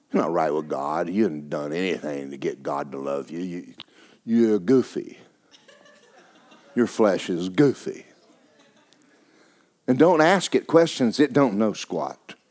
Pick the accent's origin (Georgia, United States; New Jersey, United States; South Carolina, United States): Georgia, United States; Yeah, I'm from Georgia. Nothing good come out of Georgia.